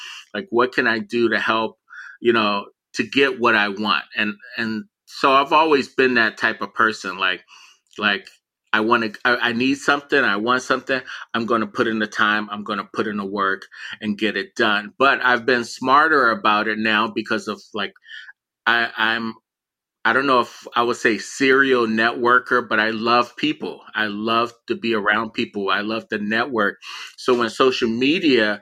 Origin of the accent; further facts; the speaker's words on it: Miami, Florida, United States; moved away; also born or lived in Philadelphia; growing up in Miami, you know, I lived in the projects